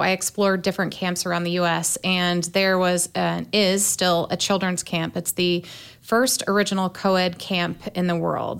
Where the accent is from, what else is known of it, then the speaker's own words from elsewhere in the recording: Fort Wayne, Indiana, United States; born and raised in Fort Wayne, south side of town in the 07